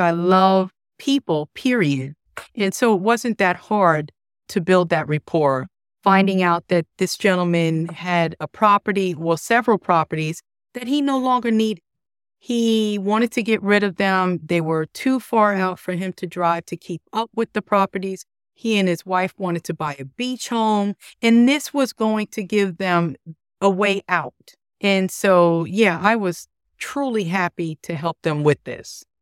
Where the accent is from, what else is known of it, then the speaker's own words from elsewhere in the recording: New York, United States; moved away as an adult; also born or lived in Florida; now in Charlotte, United States; Originally, I'm from New York, and I moved to Charlotte about thirteen years ago.